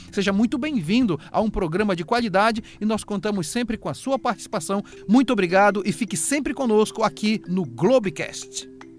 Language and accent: Portuguese; Amazon, Brazil; Nós somos da Amazônia